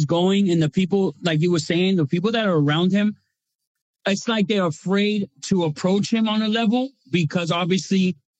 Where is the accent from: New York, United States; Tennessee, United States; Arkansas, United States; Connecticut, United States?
New York, United States; now in Boston, United States; I grew up in New York, so that's my second home, man.